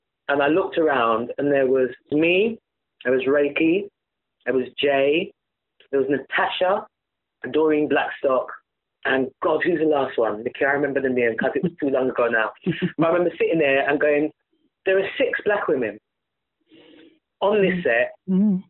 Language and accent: English; London, United Kingdom; I am a very proud Londoner and went to a very diverse, eclectic mixed school, you know, comprehensive in North London